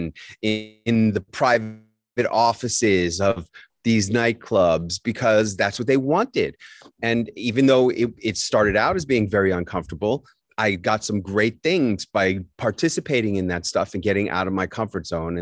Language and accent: English; New York City, New York, United States; When I was growing up in New York City, the drinking age was 18